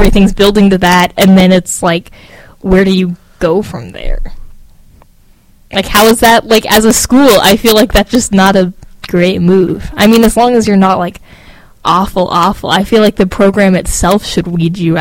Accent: Hays, Kansas, United States; also born or lived in Lawrence, Kansas; growing up in Hayes, where that was like the only water I drank for 18 years

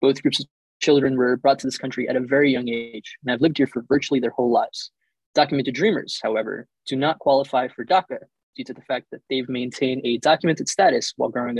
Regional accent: United States; the hardships that we as a community have faced growing up in this country

